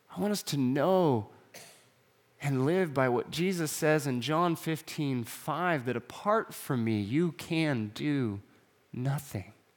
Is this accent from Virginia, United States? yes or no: no; Atascadero, California, United States; moved away; I grew up in a small town called Tascadero, which was a great small town to be from